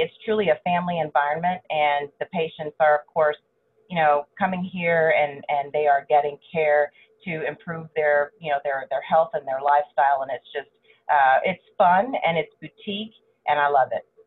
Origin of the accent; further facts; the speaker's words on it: Allen, Texas, United States; also born or lived in Dallas, Texas / Houston, Texas; I grew up in Allen, Texas, north of Dallas